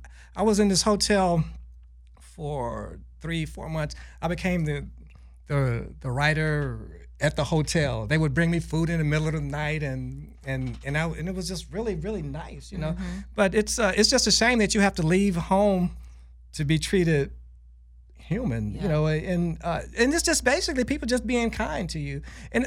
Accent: United States; I almost wanted to correct them and I thought, yeah, I am American.

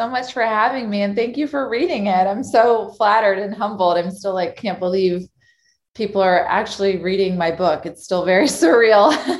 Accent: Texas, United States; moved away as an adult; now in Chicago, United States; I moved from Texas to go to college in Chicago, and I studied journalism

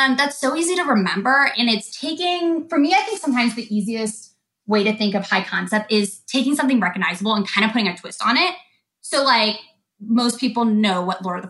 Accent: Atlanta, Georgia, United States; I'm from Atlanta, but right now I'm in Colorado.

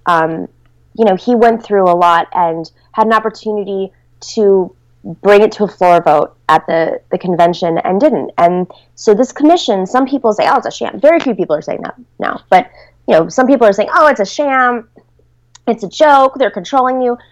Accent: Buffalo, New York, United States; moved away; I grew up in Buffalo, New York

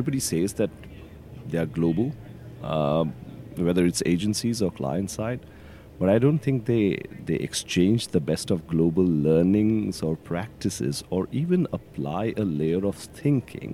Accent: Kolkata, West Bengal, India; moved away as an adult; now in United Kingdom; I was born in India. I was born in a city called Calcutta, which is called Kolkata now, city of joy. And yeah, I've moved to the UK about 18 years back

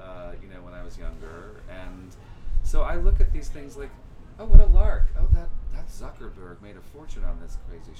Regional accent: New York City, New York, United States; also born or lived in Piermont, New York; I grew up in Manhattan originally, but then also in next to Piermont, New York

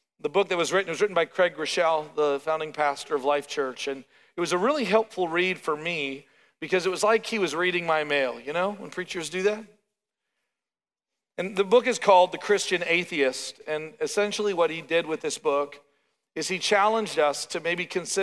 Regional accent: Canada; now in Oklahoma, United States; as a Canadian

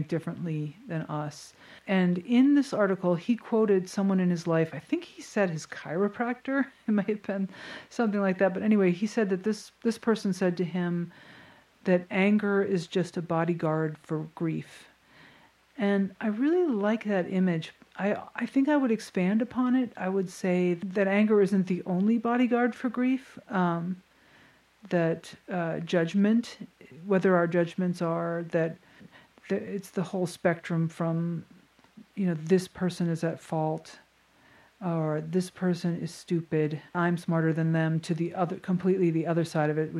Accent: a pretty wealthy town in Connecticut, United States; my hometown

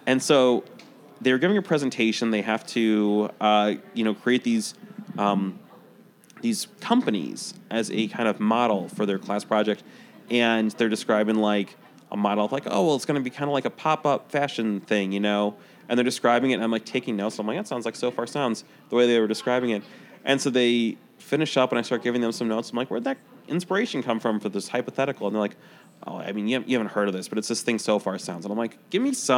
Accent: Chicago, Illinois, United States; I grew up in Chicago.

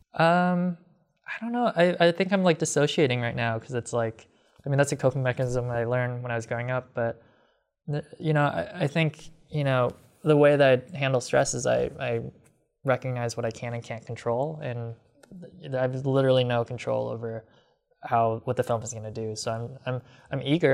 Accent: Rockford, Illinois, United States; when I was growing up in Rockford

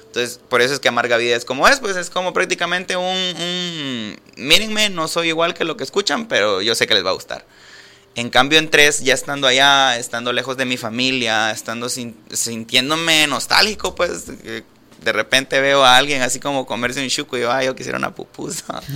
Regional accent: Mejicanos, San Salvador, El Salvador; moved away as an adult; now in Guatemala; Yo soy originario de Mexicanos y vivía a dos cuadras de donde pasó lo del microbús

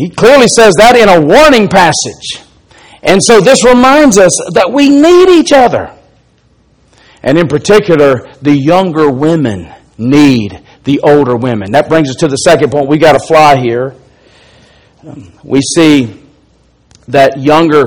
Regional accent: Alabama, United States; accent: Alabama; my Alabama accent

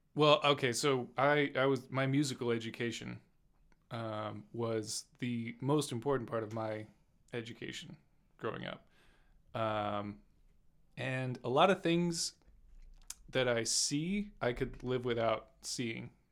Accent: Detroit, Michigan, United States; I'm from Detroit

